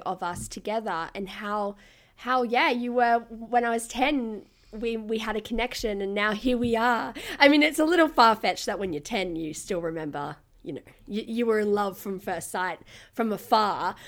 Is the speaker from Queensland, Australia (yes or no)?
yes; Gold Coast, Queensland, Australia; I'm from the Gold Coast and I used to be a state level swimmer